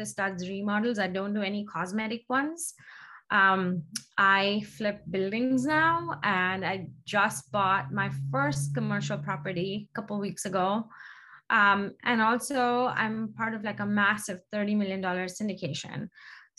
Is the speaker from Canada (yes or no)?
no; India; moved away as an adult; now in United States; I grew up in India. I was, when I left India, I was in fashion merchandising